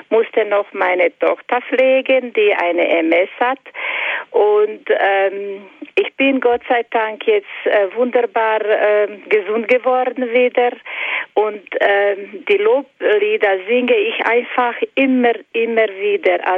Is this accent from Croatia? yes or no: yes; Croatia; moved away; Psalm 91 lese ich fast jahrelang jahrelang auf Kroatisch und auf Deutsch, weil ich bin eine Kroatin